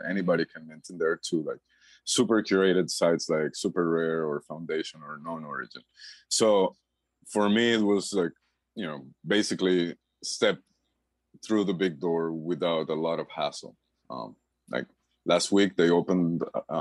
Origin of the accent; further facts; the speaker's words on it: Costa Rica; moved away as an adult; now in Panama; I'm originally from Costa Rica. I've been living here in Panama since 2003